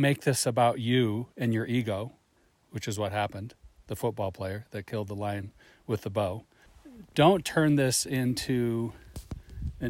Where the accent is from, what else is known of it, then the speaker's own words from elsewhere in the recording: Libby, Montana, United States; I grew up in Libby, you know, surrounded by grizzlies, wolves, and mountain lions